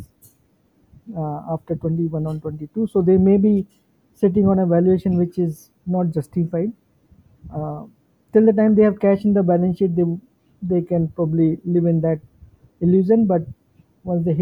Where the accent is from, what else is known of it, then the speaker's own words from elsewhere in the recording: Jaipur, Rajasthan, India; moved away; My hometown, which is Jaipur